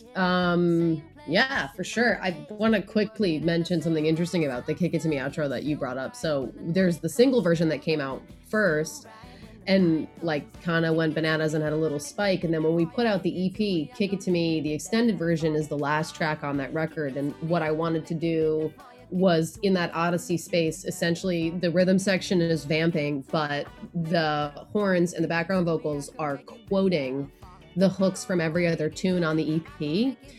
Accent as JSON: {"language": "English", "region": "Connecticut", "country": "United States", "moved": "yes", "lives_now": "Brooklyn, United States", "said": "I'm also from Connecticut"}